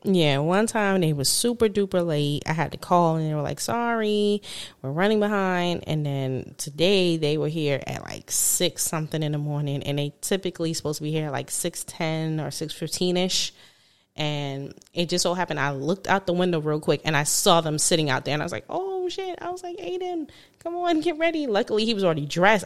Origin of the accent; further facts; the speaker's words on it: New York, United States; moved away; I'm from New York